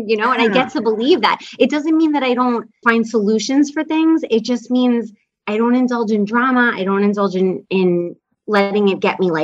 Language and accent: English; New York, United States; I'm from New York